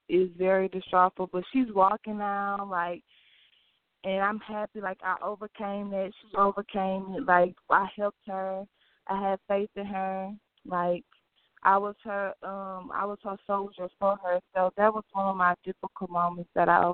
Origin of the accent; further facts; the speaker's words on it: Beaumont, Texas, United States; I'm from Beaumont, Texas. Like, it's like a small city. Like, everybody knows everybody